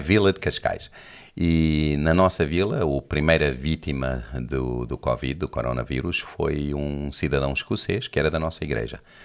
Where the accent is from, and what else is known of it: Johannesburg, Gauteng, South Africa; born or raised there; Portuguese is a second language; moved away as an adult; also born or lived in Lisbon, Portugal; now in Portugal